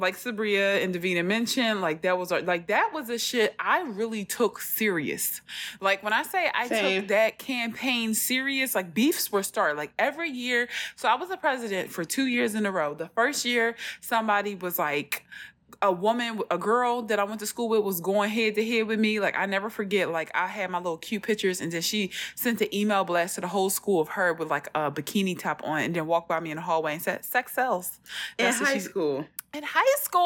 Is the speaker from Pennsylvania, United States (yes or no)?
yes; Philadelphia, Pennsylvania, United States; I came from North Philly, so nobody knew me. I didn't go to middle school with anybody.